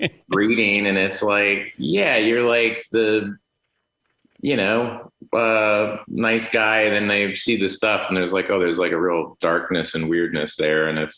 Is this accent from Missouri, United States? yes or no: no; Tulsa, Oklahoma, United States; Duffy Boudreaux is one of our writers, my best friend I grew up with in Tulsa.